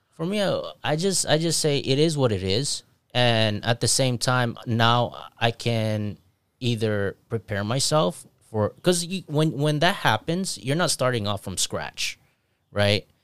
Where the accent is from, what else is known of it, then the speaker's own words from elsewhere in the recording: Philippines; moved away; I grew up in Philippines